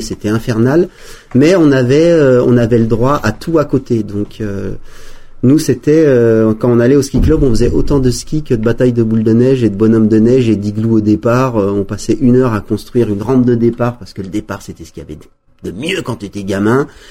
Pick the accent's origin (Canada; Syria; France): France; Valmorel, Auvergne-Rhône-Alpes; j'ai grandi avec une génération de Valmorel